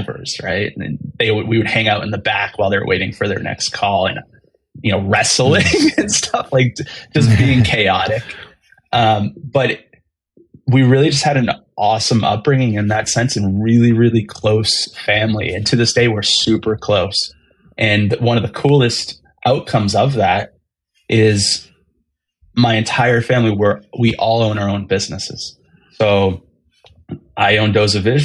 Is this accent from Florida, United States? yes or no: no; Easton, Massachusetts, United States; I grew up in Easton, Massachusetts, about 35, 40 minutes south of Boston